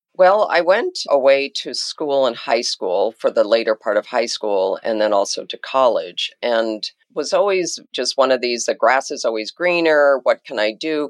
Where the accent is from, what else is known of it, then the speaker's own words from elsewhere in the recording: Jackson, Wyoming, United States; now in Washington, D.C., United States; I grew up in a place called Jackson Hole, Wyoming